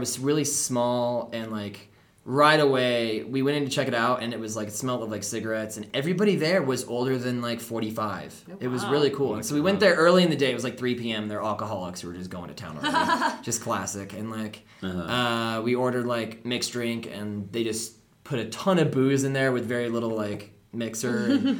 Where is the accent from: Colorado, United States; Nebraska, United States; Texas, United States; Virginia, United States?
Colorado, United States; We're like, oh yeah, Colorado.